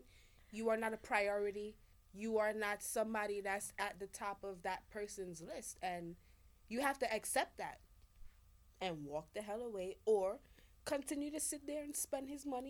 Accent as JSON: {"language": "English", "country": "Jamaica"}